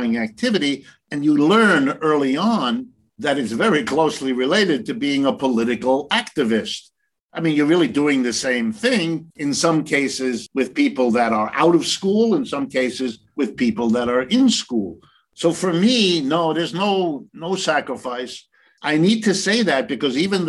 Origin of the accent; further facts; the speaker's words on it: Ohio, United States; I was born in Ohio, right in the middle of the United States. I grew up going to public school.